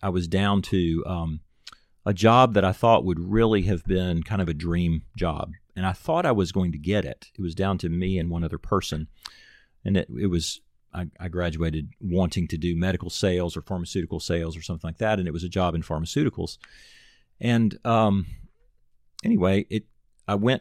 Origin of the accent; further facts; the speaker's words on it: Nashville, Tennessee, United States; also born or lived in Auburn; I'm from Nashville